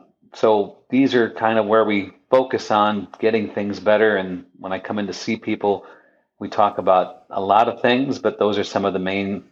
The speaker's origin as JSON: {"language": "English", "region": "Midwest", "country": "United States", "said": "You know, I'm a Midwesterner"}